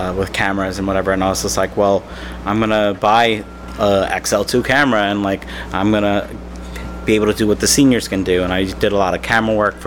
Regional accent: Westchester County, New York, United States; also born or lived in Manhattan, New York / Long Island, New York; I was born in Manhattan and then grew up in what's called Westchester County, which is right outside New York City

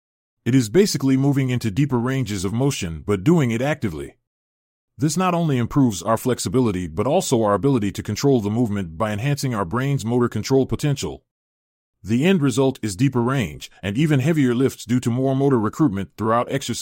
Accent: Idaho, United States; I am the founder of Rise Train. I was born in Idaho, USA, and have lived in Idaho my entire life.

